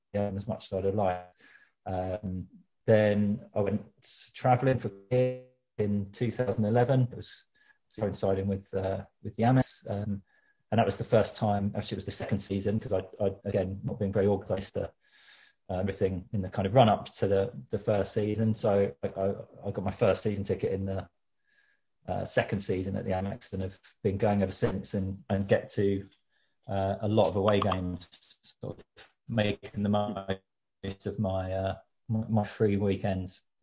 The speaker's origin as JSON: {"language": "English", "town": "Worthing", "region": "South East England", "country": "United Kingdom", "tie": "born or raised there", "moved": "yes", "lives_now": "London, United Kingdom", "said": "I grew up in Worthing"}